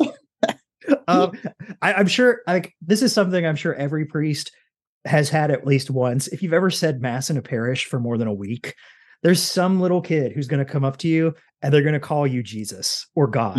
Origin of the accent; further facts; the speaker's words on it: Kentucky, United States; I'm from Kentucky